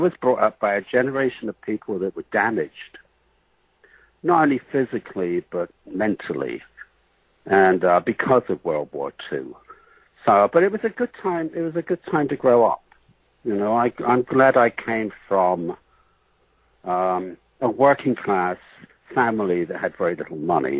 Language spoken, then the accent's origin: English; Bath, South West England, United Kingdom; moved away as an adult; I was born in England in the city of Bath, like bathroom. And it's very in the West Country, very near Stonehenge